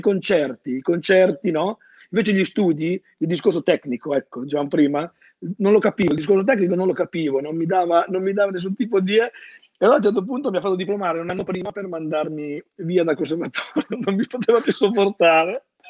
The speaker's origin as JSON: {"language": "Italian", "region": "Emilia-Romagna", "country": "Italy", "also_born_or_lived": "Bologna", "moved": "as an adult", "said": "conservatorio di Ceseno ho fatto io perché sono romagnolo"}